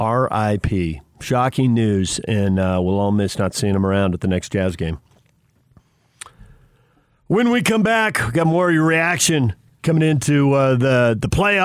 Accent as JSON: {"language": "English", "town": "Los Angeles", "region": "California", "country": "United States", "said": "I'm from Los Angeles."}